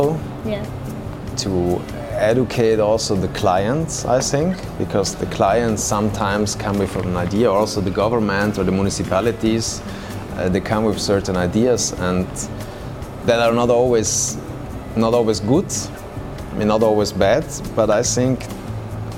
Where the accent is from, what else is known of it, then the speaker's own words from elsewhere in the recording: South Tyrol, Trentino-Alto Adige, Italy; the place where I come from Alto Adige